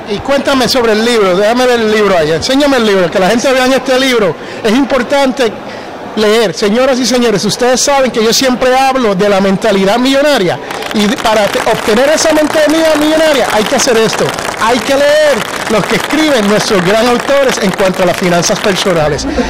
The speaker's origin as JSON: {"language": "Spanish", "town": "Jersey City", "region": "New Jersey", "country": "United States", "moved": "yes", "said": "yo originalmente soy de Jersey City, New Jersey."}